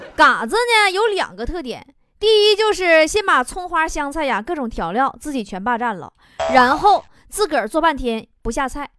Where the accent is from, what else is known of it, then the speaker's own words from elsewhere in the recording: Northeast China, China; 这就是俺们东北人的海滨度假模式